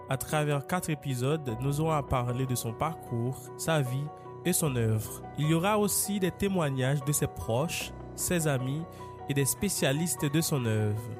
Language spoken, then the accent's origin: French; Haiti